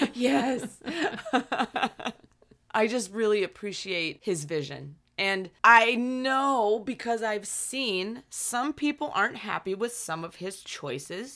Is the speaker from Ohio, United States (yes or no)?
no; Pittsburgh, Pennsylvania, United States; we're hometown buddies. We're Penguins fans 'cause we're both from the Pittsburgh area.